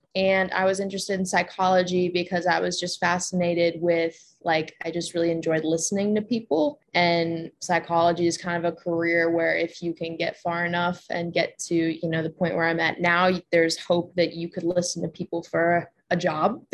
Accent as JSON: {"language": "English", "town": "Cleveland", "region": "Ohio", "country": "United States", "moved": "as an adult", "lives_now": "Boone, United States", "said": "I'm originally from Cleveland, Ohio"}